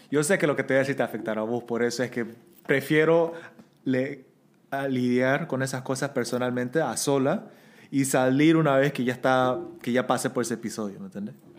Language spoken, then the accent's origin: Spanish; Bolivia; now in South Korea; yo también crecí como una minoridad en Bolivia